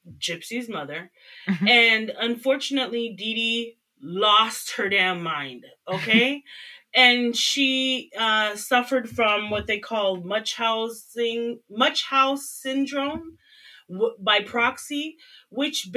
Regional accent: Canada; as a Canadian

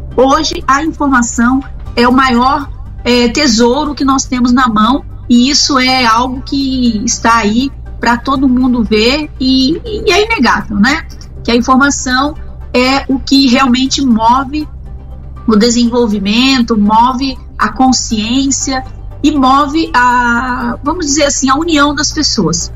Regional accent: Brazil; nós, brasileiros

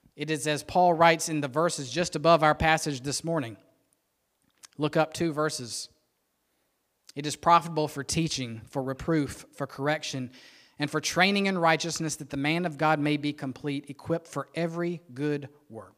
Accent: Rock Hill, South Carolina, United States; I was born and raised in Rock Hill

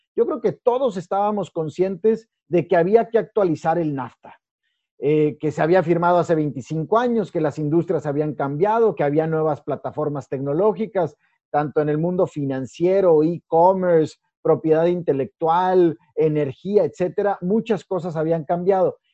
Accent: Piedras Negras, Coahuila, Mexico; soy de Piedras Negras, Coahuila, soy fronterizo. Este, nací ahí

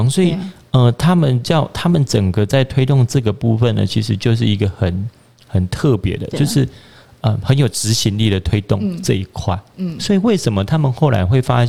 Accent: Pingtung County, Taiwan; 就是说，我是屏东人，拍摄我得可能被讲完屏东的酸呀了，嗯，对吧？

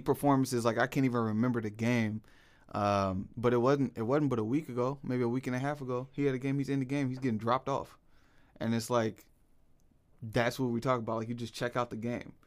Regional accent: Portland, Oregon, United States; born and raised in Portland

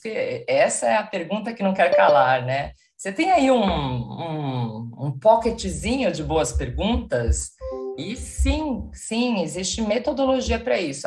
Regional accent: São Paulo, Brazil; moved away as an adult; now in Porto, Portugal; Moro atualmente em Portugal, sou de São Paulo, então estou sempre entre Porto e São Paulo.

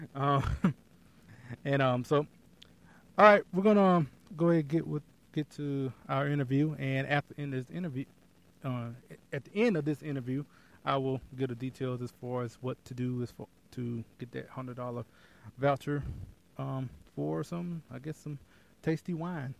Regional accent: Texas, United States; I'm from Texas

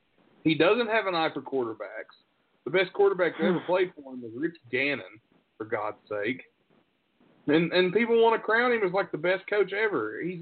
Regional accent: West Virginia, United States; I'm from West Virginia

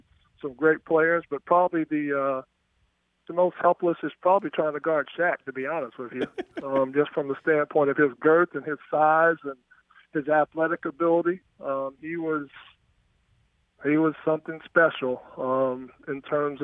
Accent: Greensboro, North Carolina, United States; growing up in Greensboro

